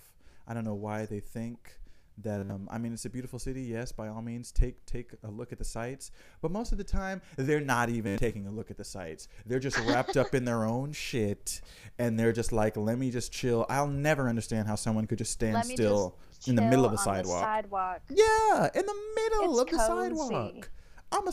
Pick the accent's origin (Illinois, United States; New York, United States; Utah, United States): New York, United States; me being a New Yorker